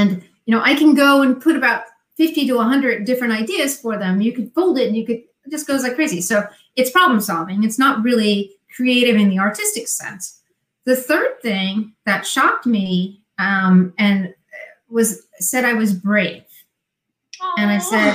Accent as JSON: {"language": "English", "region": "New Jersey", "country": "United States", "accent": "Jersey", "said": "My Jersey accent"}